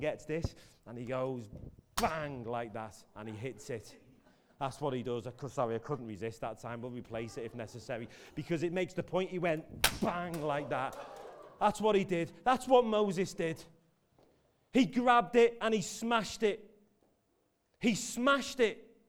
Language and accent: English; Merseyside, North West England, United Kingdom; I'm from Merseyside